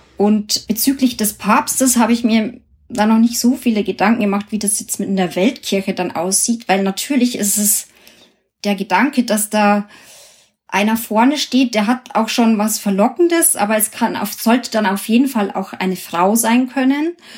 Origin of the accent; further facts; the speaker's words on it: Germany; bei uns in Deutschland